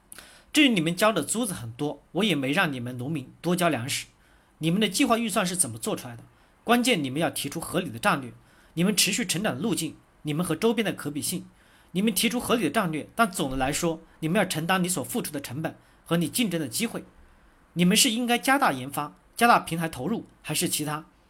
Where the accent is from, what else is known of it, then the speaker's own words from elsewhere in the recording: China; 跟我们中国人做的搜狗、百度输入法差得很远